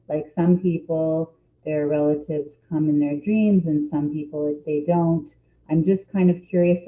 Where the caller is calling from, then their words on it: Toronto, Ontario, Canada; I'm calling in from Toronto and Canada.